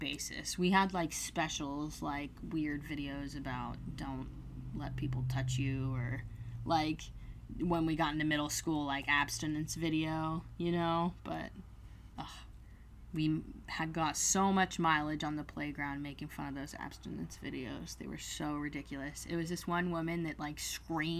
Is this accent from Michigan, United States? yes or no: no; California, United States; growing up in California